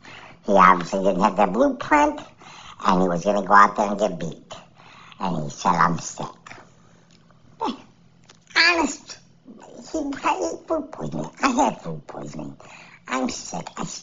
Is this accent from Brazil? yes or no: no; Canada